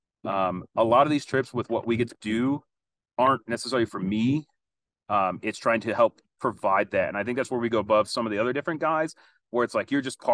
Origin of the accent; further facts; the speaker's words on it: Southern California, United States; I grew up in SoCal